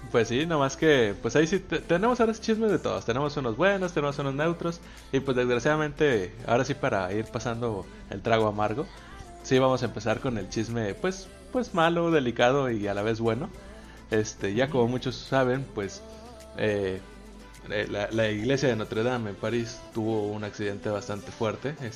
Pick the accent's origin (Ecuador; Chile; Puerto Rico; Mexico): Mexico; ahí como buen mexicano photoshopearte de aquí en la iglesia